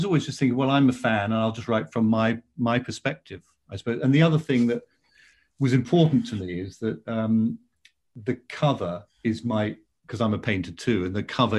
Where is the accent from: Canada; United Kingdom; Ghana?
United Kingdom; South West England; which starts with going past …'s memorial in my hometown